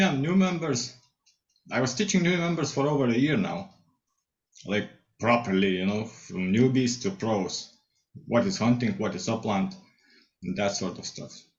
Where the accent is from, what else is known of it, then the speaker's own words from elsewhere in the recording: Lithuania; English is a second language; moved away as an adult; now in United Kingdom; I'm from Lithuania originally. Came to UK to earn some money